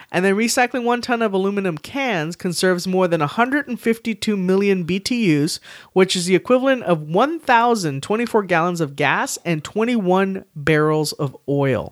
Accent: San Antonio, Texas, United States; I was born and raised here in San Antonio, Texas

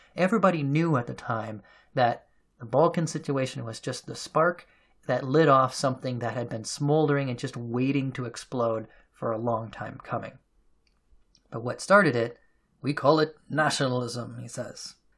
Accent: United States; myself as an American

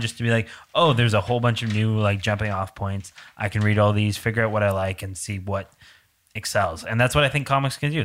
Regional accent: Canada; I'm Canadian

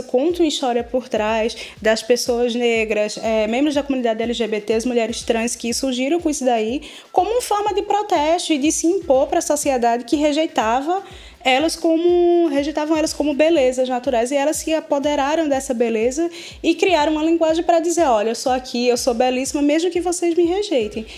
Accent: Pernambuco, Brazil; eu sou pernambucana antes de ser brasileira

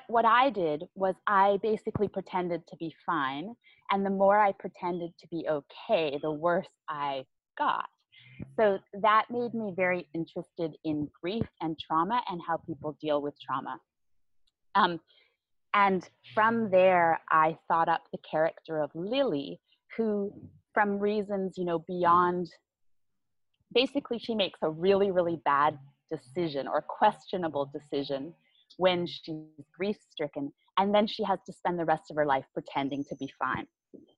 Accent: Vancouver Island, British Columbia, Canada; moved away as an adult; now in Vietnam; I'm from Vancouver Island

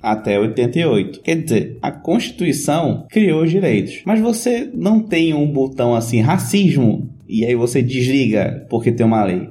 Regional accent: Amazon, North Region, Brazil; Para minha região, região norte, eu sou amazônida

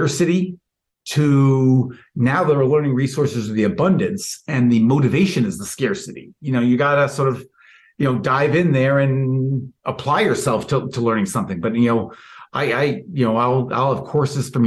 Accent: New York City, New York, United States; moved away as an adult; now in Milwaukee, United States; I grew up in New York City

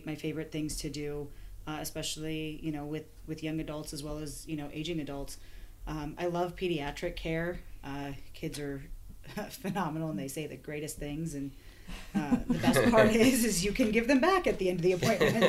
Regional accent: Colorado, United States; also born or lived in Chicago / Missouri; Very glad to be back home in Colorado

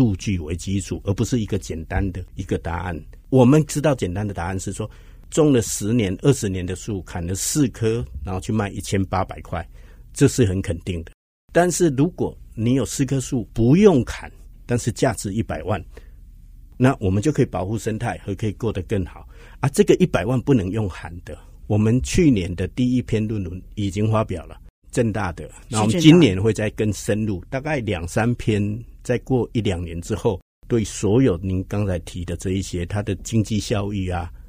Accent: Hsinchu, Taiwan; 然后我是新竹人，

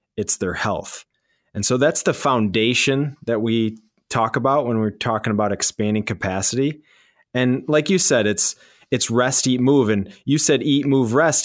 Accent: Michigan, United States; born and raised in Michigan

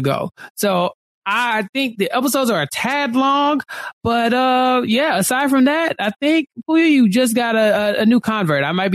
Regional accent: United States; I'm an American

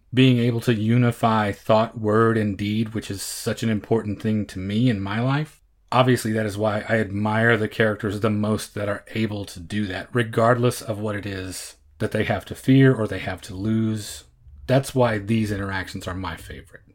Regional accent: Oklahoma, United States; born and bred in Oklahoma

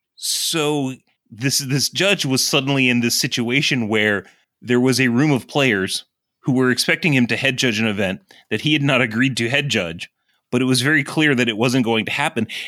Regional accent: Southern Virginia, United States; I am from Southern Virginia

